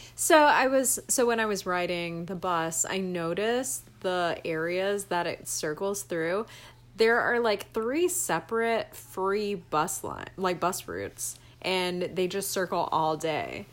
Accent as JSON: {"language": "English", "region": "Georgia", "country": "United States", "said": "I'm from Georgia"}